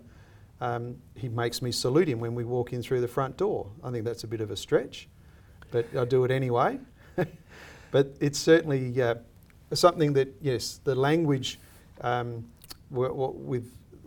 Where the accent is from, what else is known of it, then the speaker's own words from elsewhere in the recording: Australia; I see myself as an Australian